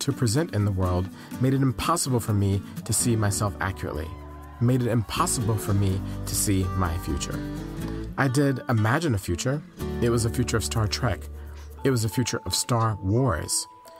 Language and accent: English; Atlanta, Georgia, United States; I grew up in Atlanta as a boy